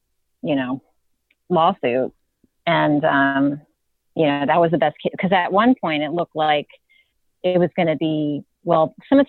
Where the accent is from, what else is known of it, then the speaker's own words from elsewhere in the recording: Virginia, United States; But then I spoke to some friends of mine who are attorneys in Virginia, and I'm from Virginia.